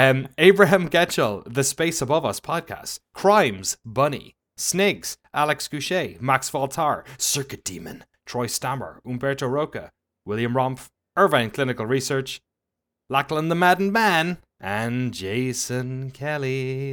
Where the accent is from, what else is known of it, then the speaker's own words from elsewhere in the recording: Ireland; it was kind of a podcast because I'm Irish.